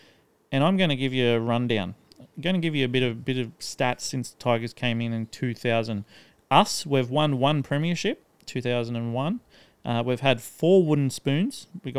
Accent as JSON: {"language": "English", "town": "Gosford", "region": "New South Wales", "country": "Australia", "tie": "born there", "said": "in Gosford and I hate the fucking Mariners."}